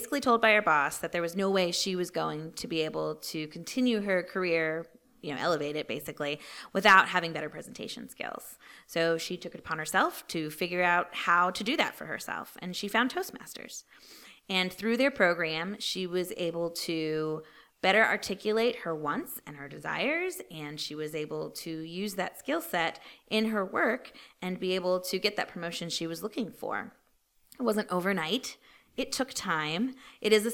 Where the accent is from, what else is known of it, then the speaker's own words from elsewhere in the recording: Brunswick, Maryland, United States; moved away as an adult; also born or lived in North Carolina; grew up in Brunswick, Maryland, right across the river